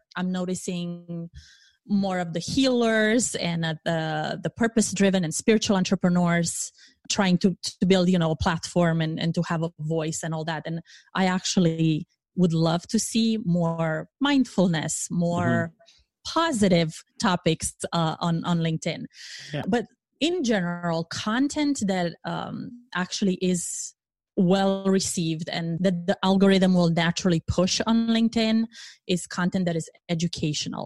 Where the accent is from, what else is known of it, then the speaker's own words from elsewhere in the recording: Romania; moved away as an adult; now in United States; I am originally from Romania